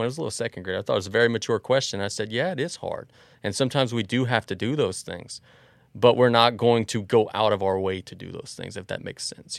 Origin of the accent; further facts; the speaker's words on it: Galliano, Louisiana, United States; also born or lived in Cut Off, Louisiana; we lived in East 115th Street in Galliano, which is exactly across from Galliano Elementary School